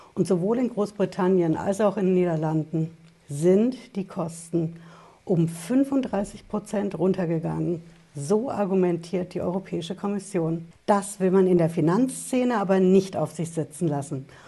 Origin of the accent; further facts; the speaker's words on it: Germany; Bei uns in Deutschland